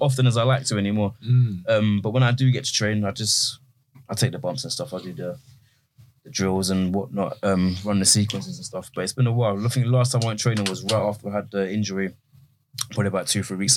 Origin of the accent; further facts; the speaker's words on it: Croydon, London, United Kingdom; I grew up in South London